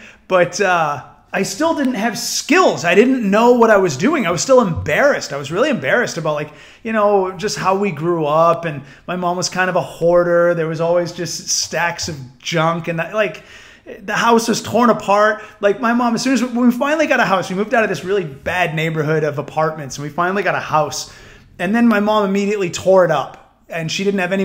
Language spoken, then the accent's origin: English; New Hampshire, United States; I grew up in New Hampshire